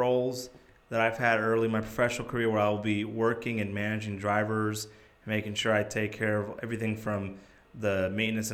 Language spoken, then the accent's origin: English; New Jersey, United States; moved away as an adult; now in Arkansas, United States; I'm from New Jersey